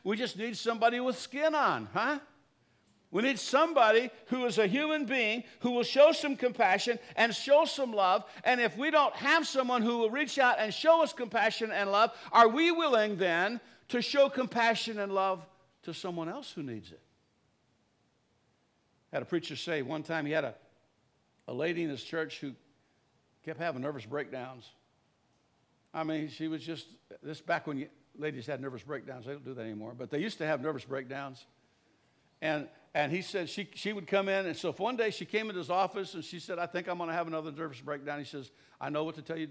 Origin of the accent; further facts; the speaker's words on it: Creed, Illinois, United States; Little town I kind of did most of my growing up in Creed, Illinois.